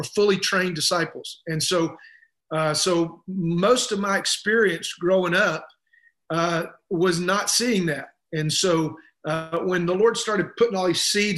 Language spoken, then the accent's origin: English; the South, United States; I'm from the South, and you know, it's not hard to figure that out by listening to me